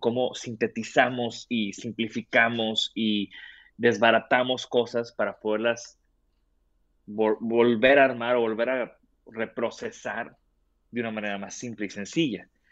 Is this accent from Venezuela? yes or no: no; Tampico, Tamaulipas, Mexico; yo soy de Tampico